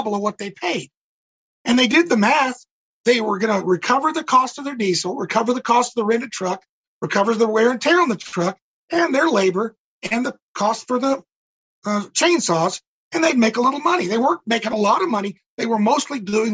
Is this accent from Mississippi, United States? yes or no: yes; Mississippi, United States; moved away; I'm originally from Mississippi